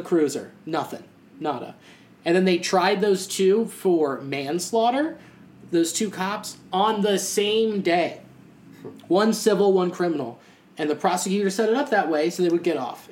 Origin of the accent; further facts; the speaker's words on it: Newtown, United States; I grew up in Newtown